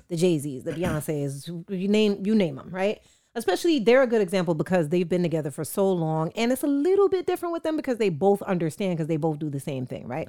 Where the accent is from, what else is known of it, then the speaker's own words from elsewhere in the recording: Jamaica; as a Jamaican